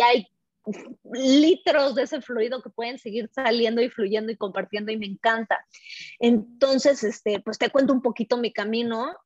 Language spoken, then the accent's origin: Spanish; Mexico City, Mexico; moved away as an adult; also born or lived in Paris, France; soy eh, de México, este, la Ciudad de México, también soy francesa, viví varios años en París, Francia